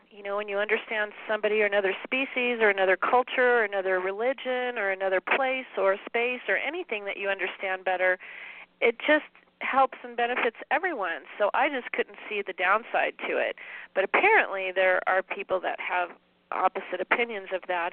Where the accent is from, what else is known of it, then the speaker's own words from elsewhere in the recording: San Dimas, California, United States; now in Spokane, United States; I grew up in um, in the Southern California area of a little town called San Dimas